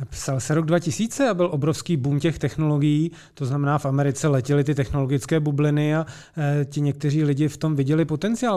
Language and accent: Czech; Česká Lípa, Liberec Region, Czechia; já jsem rodák z České Lípy